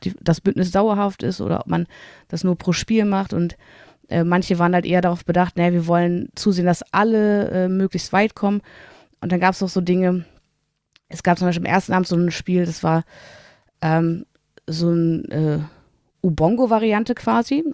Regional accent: Germany; als Deutscher

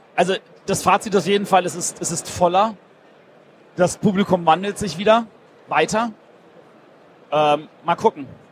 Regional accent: Berlin, Germany; Ich bin Berliner.

